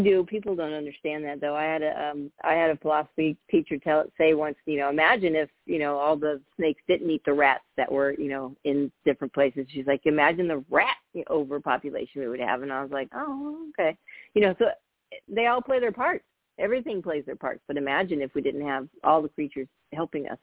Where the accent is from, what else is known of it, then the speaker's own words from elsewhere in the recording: Napa, California, United States; I grew up in Northern California when it wasn't as busy as it is now, um, but we we um, we moved from open to Napa